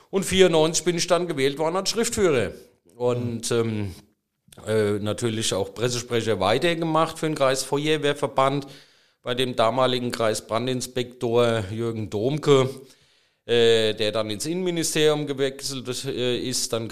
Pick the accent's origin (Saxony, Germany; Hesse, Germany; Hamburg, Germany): Hesse, Germany; Friedrichsdorf; eine Verwaltungslehre in meiner Heimatstadt Friedrichsdorf äh, begonnen